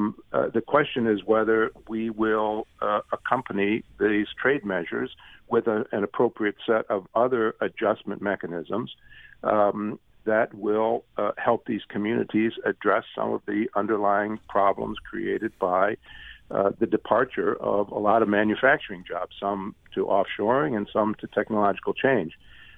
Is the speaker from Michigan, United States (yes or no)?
yes; Detroit, Michigan, United States; I grew up just outside of Detroit. I went to University of Michigan Law School. I have a lot of attachment to the Midwest